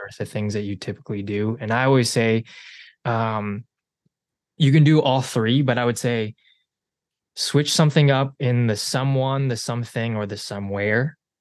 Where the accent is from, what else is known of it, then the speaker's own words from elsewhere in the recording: Chicago, Illinois, United States; also born or lived in South Korea; I am a Chicagoland native. Uh, I was born technically in Korea, adopted at six months